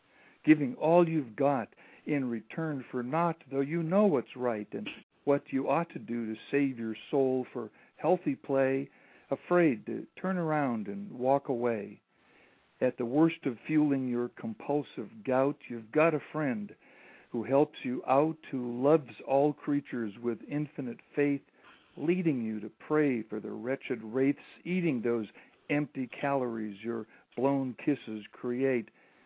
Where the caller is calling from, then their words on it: Santa Monica, California, United States; This is in Santa Monica, a blocked call in Santa Monica.